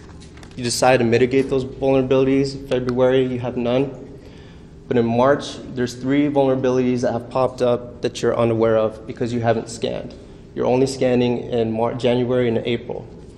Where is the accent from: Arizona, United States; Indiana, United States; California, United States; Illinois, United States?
Arizona, United States; Tucson; I came from Tucson, Arizona.